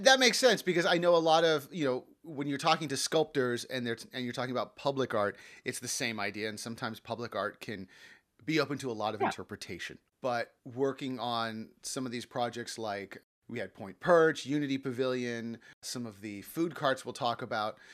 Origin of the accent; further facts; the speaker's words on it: Los Angeles, California, United States; I grew up in the San Fernando Valley